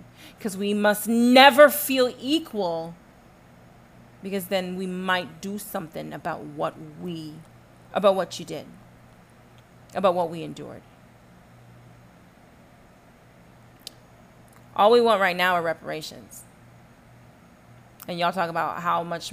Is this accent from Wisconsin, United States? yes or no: no; Texas, United States; I'm from Texas